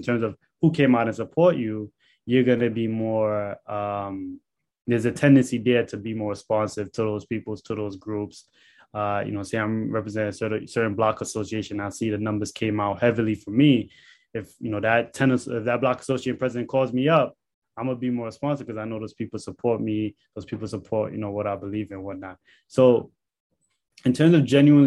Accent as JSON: {"language": "English", "town": "New York City", "region": "New York", "country": "United States", "tie": "born or raised there", "said": "me growing up in Canarsie, Brooklyn"}